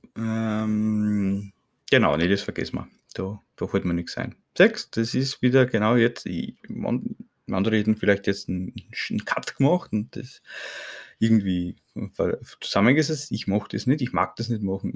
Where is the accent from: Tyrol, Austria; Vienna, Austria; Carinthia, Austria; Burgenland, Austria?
Burgenland, Austria; durch meinen Akzent, ich bin aus Österreich, ne, aus dem Burgenland